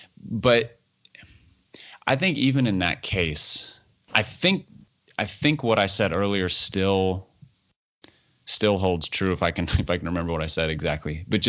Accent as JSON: {"language": "English", "country": "United States", "said": "we being American Christians"}